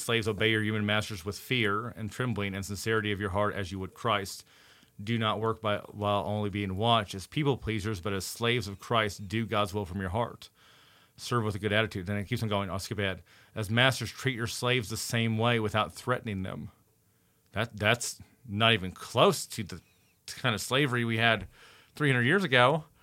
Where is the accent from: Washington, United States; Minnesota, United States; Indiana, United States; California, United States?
Indiana, United States; I'm from Indiana.